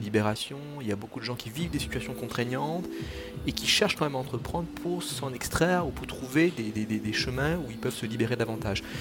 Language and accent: French; Mauritius; now in Toulouse, France; dans mon pays d'origine, euh, l'île Maurice